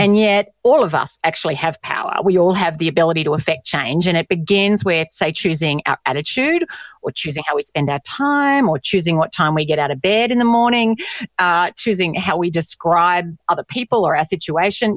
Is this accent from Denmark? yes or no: no; Australia; moved away as an adult; also born or lived in United States; being Australian